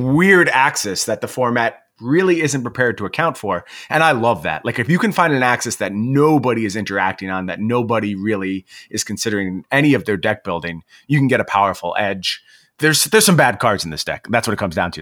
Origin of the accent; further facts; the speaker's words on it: New York, United States; moved away; I was from New York